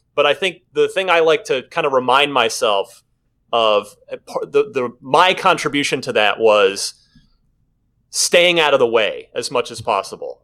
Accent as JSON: {"language": "English", "town": "Phoenix", "region": "Arizona", "country": "United States", "tie": "born or raised there", "also_born_or_lived": "New Jersey", "said": "which is where I grew up. I'm originally from New Jersey, grew up in, in the Phoenix area"}